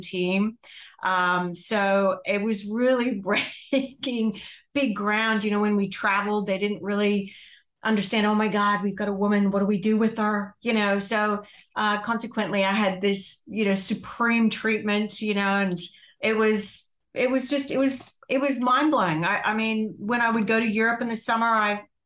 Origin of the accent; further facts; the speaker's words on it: United States; now in Australia; you would pick up from my accent that I'm not Australian, or I wasn't born in Australia. I'm not going to say that I'm not Australian. I wasn't born in Australia. I was actually born in the United States